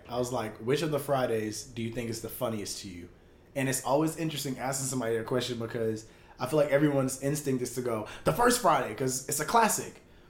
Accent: Jamaica; You know I'm Jamaican. I'm not like all the way.

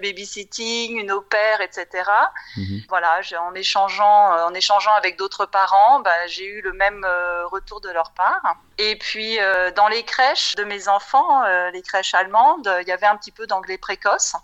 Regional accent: France; moved away as an adult; also born or lived in Paris / Frankfurt / London / Germany; je suis française, j'ai grandi en France

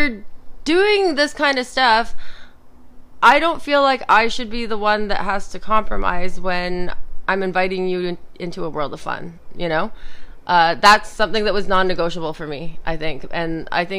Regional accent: Toronto, Ontario, Canada; growing up in Toronto

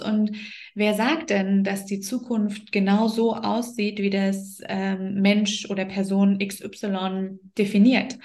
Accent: the East, East Germany, Germany; Also ich bin ja auch im Osten groß geworden

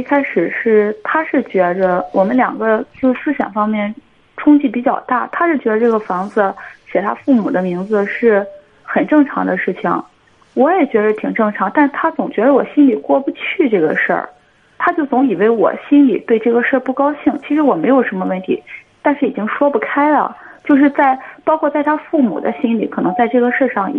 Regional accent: Jinan, Shandong, China; 啊，济南的，

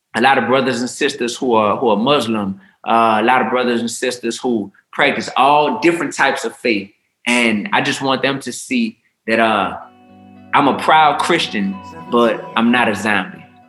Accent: New Orleans, Louisiana, United States; I come from New Orleans, Louisiana, which is a big melting pot

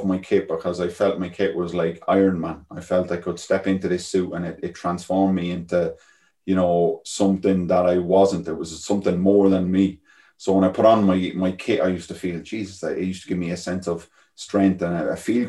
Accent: Galway, Connacht, Ireland; Galway where I come from, the west coast of Ireland

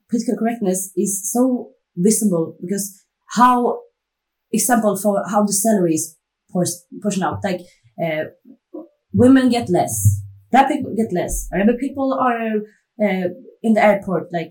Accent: Stockholm, Stockholm County, Sweden; I grew up in a, like a rich neighborhood, not rich, but uh, over middle class. And when I said like I'm from Enskede

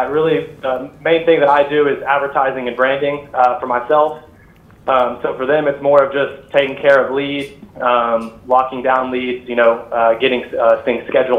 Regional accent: Dallas, Texas, United States; Dallas, Texas.

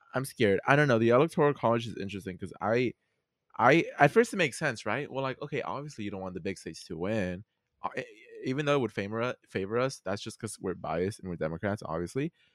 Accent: Mexico; accent: Mexican; my Mexican accent kicked in.

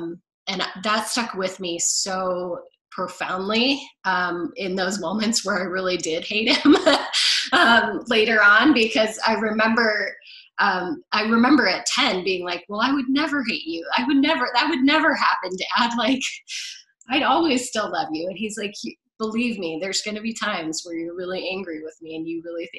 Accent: England, United Kingdom; So I would love to go see them and do all of the things that I did growing up in England.

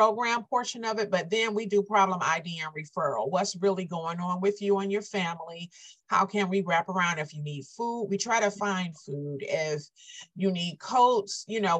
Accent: Inkster, Michigan, United States; also born or lived in Romulus, Michigan; Inkster is my hometown.

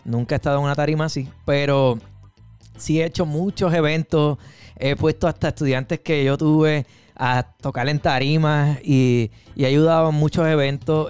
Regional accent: Aguadilla, Puerto Rico; now in Holyoke, United States; Yo soy del área de Aguadilla

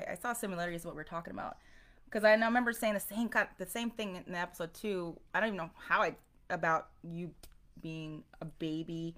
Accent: South Korea; moved away; I'm from Korea

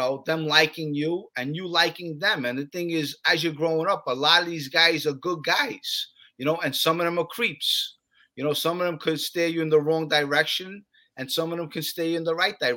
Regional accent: New York City, New York, United States; I'm from Bensonhurst

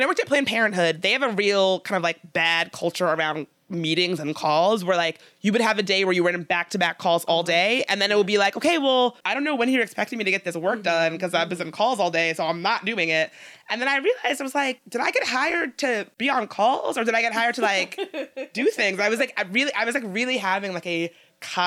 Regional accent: Midlothian, Virginia, United States; moved away; I'm really lucky to have grown up in Richmond, but I should say I grew up in Midlothian

